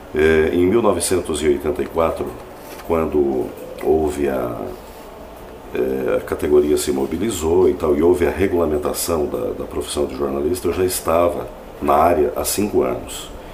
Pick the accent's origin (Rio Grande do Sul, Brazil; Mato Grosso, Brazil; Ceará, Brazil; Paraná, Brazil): Paraná, Brazil; Jaguapitã; also born or lived in Faxinal / Arapongas / São Paulo; now in Londrina, Brazil; eu nasci em Jaguapitã, uma cidade próxima a Londrina, 60 quilômetros daqui